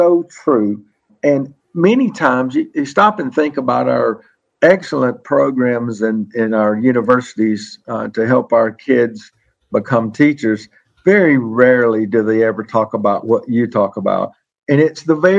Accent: the South, United States; I'm from the South

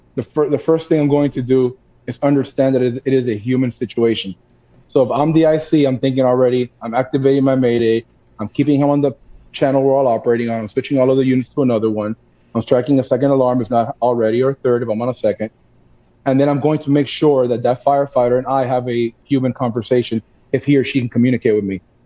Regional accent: Miami, Florida, United States; born and raised in Miami, Florida.

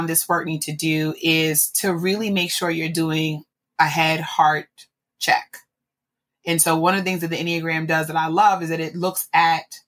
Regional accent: New York, United States; I'm a New Yorker

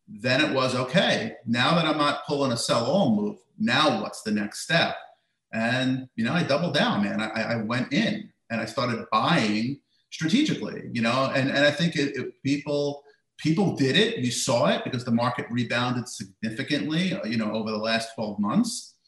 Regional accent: United States; living in America, growing up in America

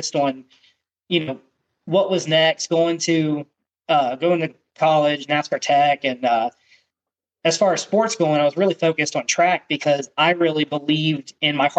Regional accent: York, Pennsylvania, United States; moved away; I grew up in York, Pennsylvania, which is, you know, the south of Harrisburg, so kind of close to the Maryland line

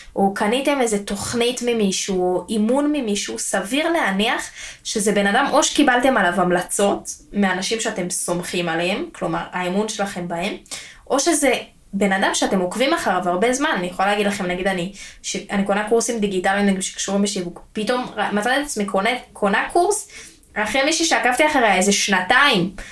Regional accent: Israel; בתור ישראלים

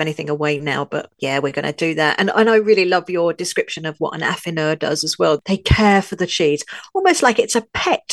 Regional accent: London, United Kingdom; also born or lived in northern France; now in France; I was born in London, UK, I now live in a tiny village in the far north of France

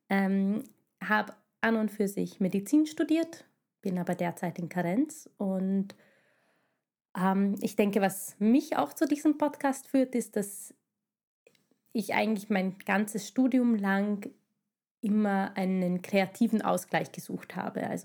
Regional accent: Hungary; German is a second language; now in Vienna, Austria; wieso wir Wahlwienerinnen sind. Wir stammen ursprünglich aus Ungarn, hört man vielleicht

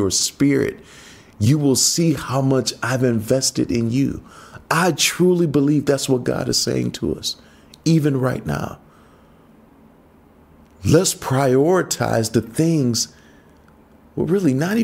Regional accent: United States; moved away; growing up in the States

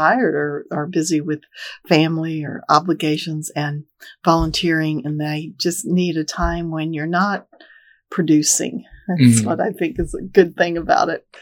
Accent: Texas, United States; moved away; When you grow up in Texas

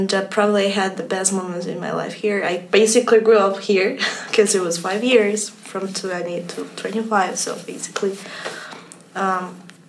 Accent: Colombia; I'm from Colombia.

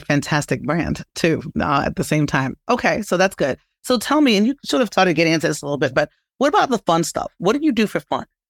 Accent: New York City, New York, United States; I'm from Brooklyn

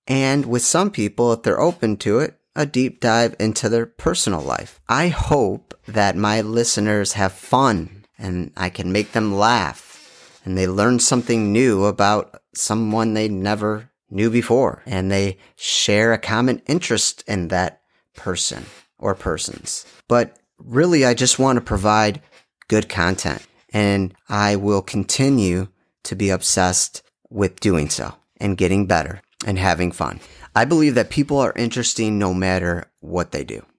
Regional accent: Dearborn, Michigan, United States; also born or lived in North Shore, Chicago, Illinois; now in Chicago area, United States; I am originally from Dearborn, Michigan

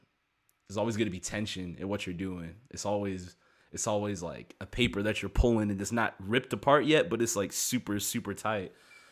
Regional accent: Maryland, United States; I'm from Maryland, and, like, they hit, like, Maryland maybe, like, shoot, like, 9 years ago

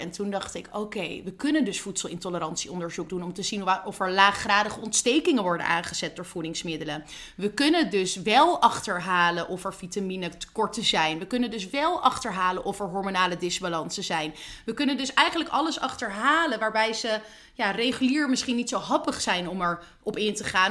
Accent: Netherlands

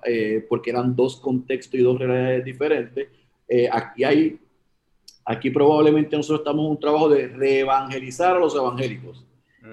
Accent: Puerto Rico; moved away as an adult; also born or lived in Oklahoma, United States; yo, era, soy puertorriqueño, pero estoy en Estados Unidos

